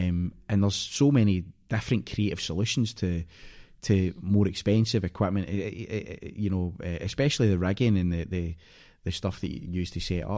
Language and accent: English; Scotland, United Kingdom; so they know that I'm Scottish, but any time we met, I was an American.